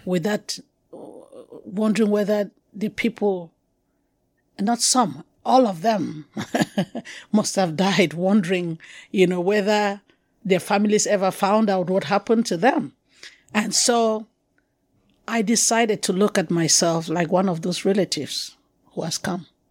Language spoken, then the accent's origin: English; Cameroon; accent: Anglophone; moved away as an adult; also born or lived in Yaoundé, Cameroon; I'm originally from Cameroon, so they know I'm African